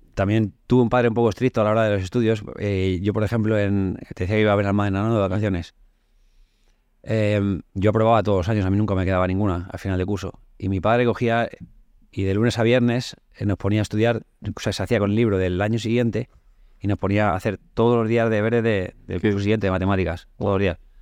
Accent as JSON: {"language": "Spanish", "region": "Community of Madrid", "country": "Spain", "tie": "born or raised there", "also_born_or_lived": "Seville", "said": "soy madrileño, pero también tengo todavía más arraigo que a Madrid lo tengo, evidentemente, pero a la juez más todavía."}